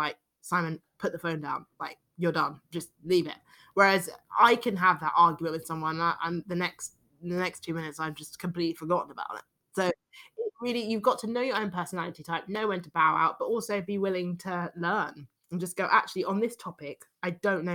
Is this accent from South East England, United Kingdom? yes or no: no; London, United Kingdom; accent: London British accent; I'm a Londoner, obviously, which is a very liberal city